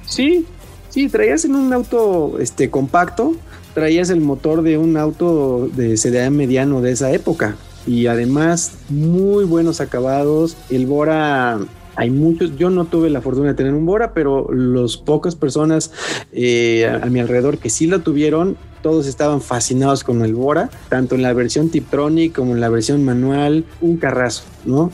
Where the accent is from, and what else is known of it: Mexico